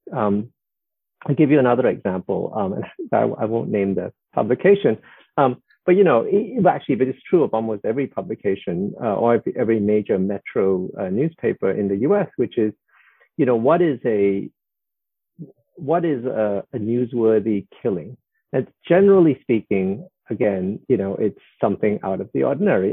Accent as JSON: {"language": "English", "country": "Singapore", "tie": "born or raised there", "said": "I was born in 1961 in Singapore, which was still a British colony"}